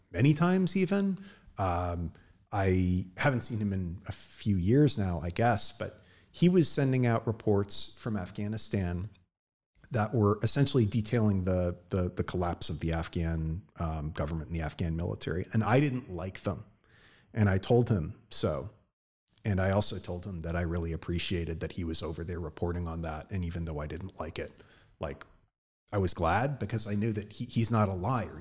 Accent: United States; I'm an American

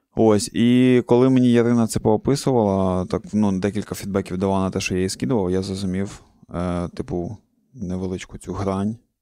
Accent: Cherkasy Oblast, Ukraine; я з центральної України, з центру України, я з Черкаської області

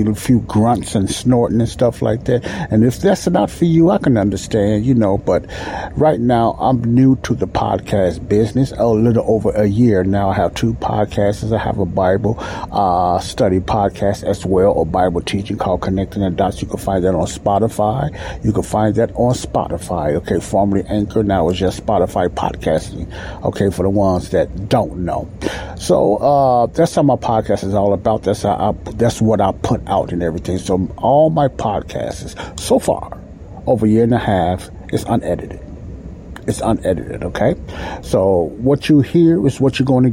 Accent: Chicago, Illinois, United States; I live in Chicago now. I'm also from Chicago, and I live in Chicago right now

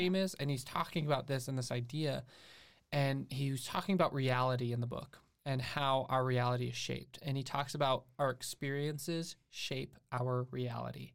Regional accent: St. Croix Falls, Wisconsin, United States; also born or lived in Alabama; I've basically grown up in the same area in Wisconsin

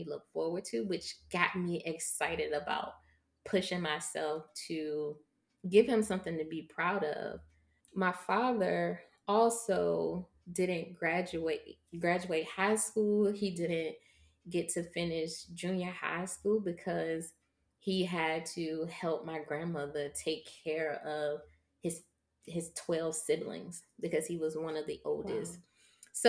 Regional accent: Virginia, United States; since I am from Virginia, a lot of my tours or a lot of my career was in Norfolk

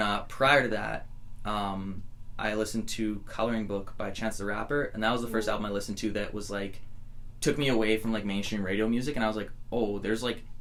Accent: just outside of Edmonton, Alberta, Canada; also born or lived in Bellingham, Washington, United States; I grew up just outside of Edmonton

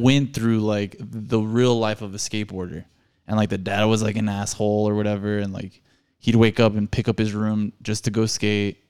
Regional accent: El Paso, Texas, United States; born or raised there

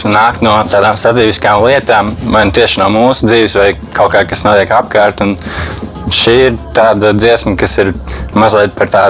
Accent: Riga, Latvia; also born or lived in Torņakalns; Un eh, parasti mēs, kad sevi iepazīstam, vienmēr sakām, to, ka mēs esam no Torinkalna. Jo nu, tas arī ir tas, saistīts ar mūsu grupas stāstu un mūsu nosaukumu. Mēs iepazināmies būtībā Torinkalnā, jo mēs visi gājām vienā skolā, kas ir Rīga

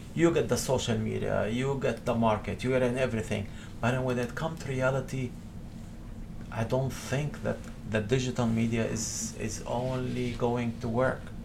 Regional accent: Montreal, Quebec, Canada; I come from Montreal

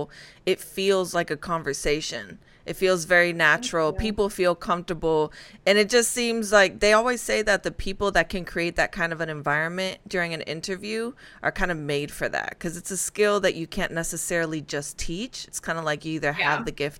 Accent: Spain; now in United States; I'm originally from Spain.

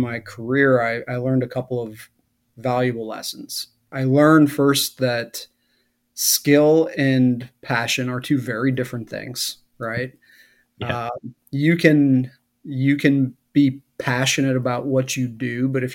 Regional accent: Wisconsin, United States; moved away; as a kid growing up in Wisconsin in the late 70s, early 80s

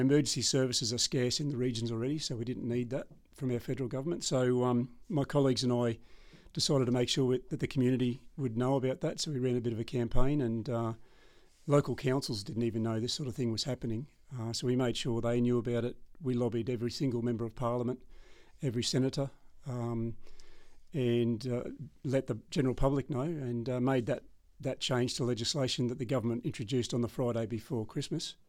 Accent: Townsville, Queensland, Australia; I'm born and bred local from Townsville. I was born in the Mater Hospital back in 1970. I went to school at Iggy Park here and spent the first 20 years of my life here

